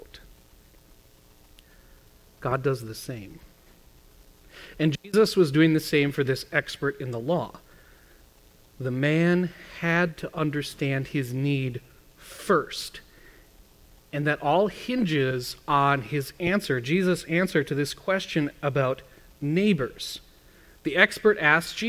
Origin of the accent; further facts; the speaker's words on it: Midwest, United States; I was growing up in the Midwest